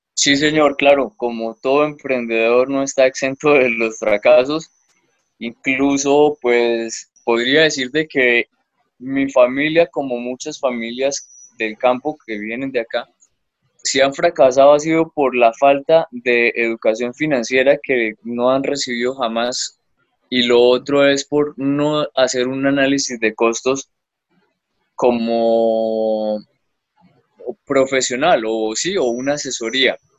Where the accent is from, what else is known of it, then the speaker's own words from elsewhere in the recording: Bucaramanga, Santander, Colombia; also born or lived in Cúcuta; yo nací en Cúcuta, pero crecí en Bucaramanga estudié en Bucaramanga